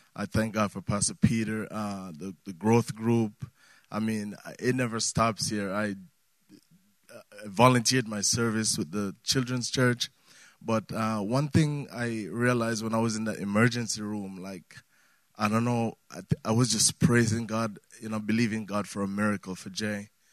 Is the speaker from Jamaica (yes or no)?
yes; Jamaica; moved away; I'm from Jamaica